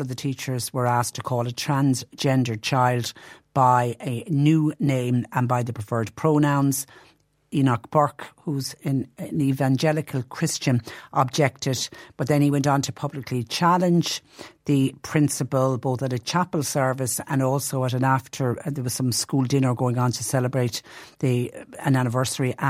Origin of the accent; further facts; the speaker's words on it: Clonmel, Munster, Ireland; my hometown of Clonmel